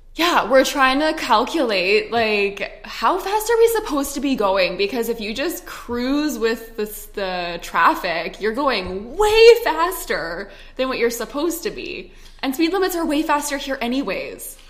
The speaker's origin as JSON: {"language": "English", "country": "Canada", "also_born_or_lived": "Edmonton, Alberta", "moved": "as an adult", "lives_now": "Scottsdale, United States", "said": "I'm Canadian."}